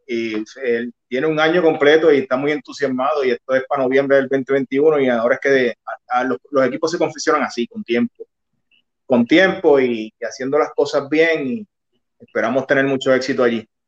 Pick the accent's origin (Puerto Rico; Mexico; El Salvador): Puerto Rico; San Germán; now in Cabo Rojo, Puerto Rico; San Germán es, mi pueblo, yo nací, yo soy san germeño yo vivo en Cabo Rojo, pero nací en San Germán y mi familia es de San Germán